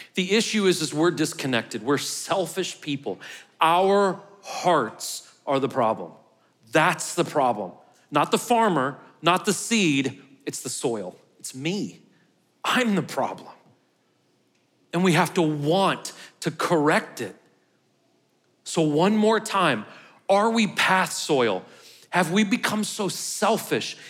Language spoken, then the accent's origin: English; St. Louis, Missouri, United States; now in Murfreesboro, United States; I'm from Saint Louis